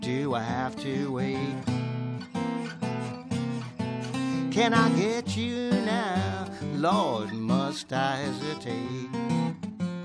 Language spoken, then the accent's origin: English; New York, United States; I cut my teeth on the folk revival in New York because I'm from New York, so I'd go to Greenwich Village